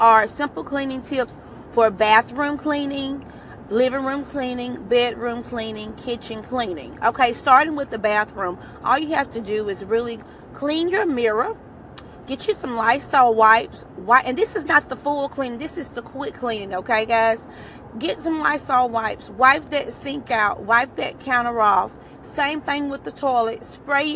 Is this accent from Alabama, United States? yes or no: yes; Alabama, United States; I'm from Alabama